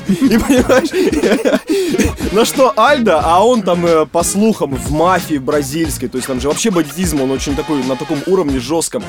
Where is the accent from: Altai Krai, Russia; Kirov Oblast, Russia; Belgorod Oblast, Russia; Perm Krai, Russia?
Belgorod Oblast, Russia; Stary Oskol; Я из Старого Оскола